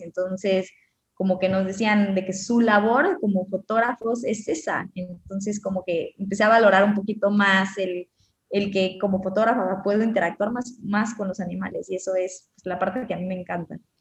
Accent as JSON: {"language": "Spanish", "town": "Cancún", "region": "Quintana Roo", "country": "Mexico", "tie": "born or raised there", "said": "yo nací en Cancún"}